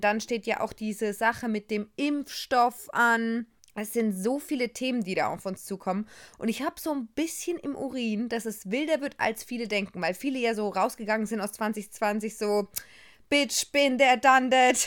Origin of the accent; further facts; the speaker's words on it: Germany; ich bin eine Deutsche